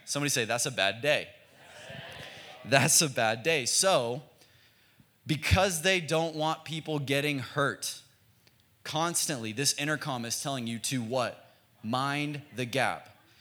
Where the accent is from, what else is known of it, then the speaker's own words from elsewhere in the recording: Frisco, Texas, United States; now in Oklahoma City, United States; We're from Dallas, Texas. We're from a suburb in Dallas called Frisco.